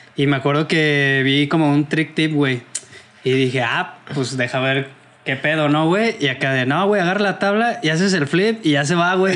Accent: Salamanca, Guanajuato, Mexico; moved away; yo soy de Salamanca, Guanajuato

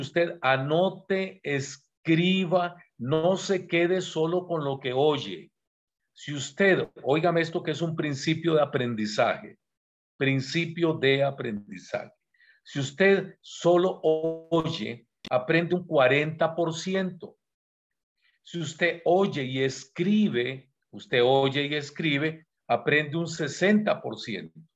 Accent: Costa Rica; also born or lived in San José, Costa Rica; Yo soy de Costa Rica, vivo en San José, que es la capital, pero vine a dar un congreso aquí en Colombia, Bogotá

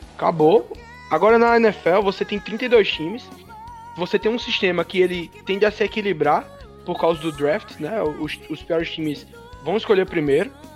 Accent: Campina Grande, Paraíba, Brazil; Eu sou de Campina Grande, é, aqui na Paraíba

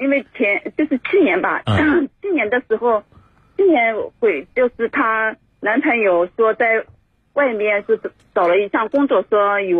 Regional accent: Zhangjiagang, Jiangsu, China; 我是张家港市的，

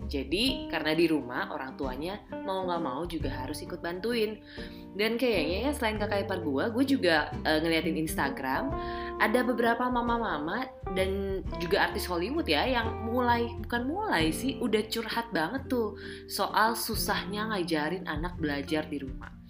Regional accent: Pontianak, West Kalimantan, Indonesia; uh, yang juga salah satu guru di SMP di Pontianak, Kalimantan Barat, kampung halamanku.

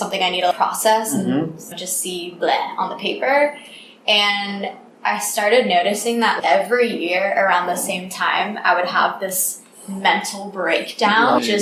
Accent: United States; moved away as an adult; also born or lived in New York City; now in Vietnam; I'm American. I've been in Vietnam for 2.5 years

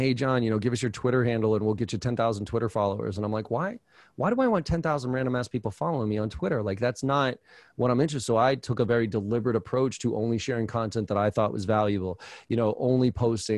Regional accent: Boston, Massachusetts, United States; I'm from, you know, I grew up in Boston

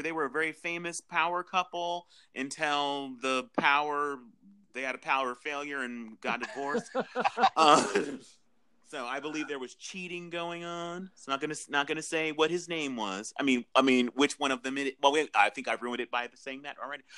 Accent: Southern California, United States; I'm from Southern California

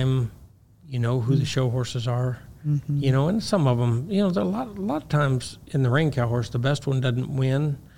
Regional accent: Missouri, United States; I'm from Missouri. Uh-huh. I don't even know if we have a helicopter in Missouri.

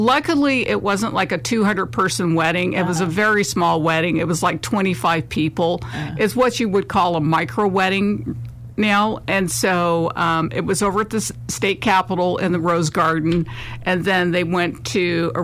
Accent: Vallejo, California, United States; now in Sacramento, United States; I'm originally from the Bay Area. I was born and raised in Vallejo

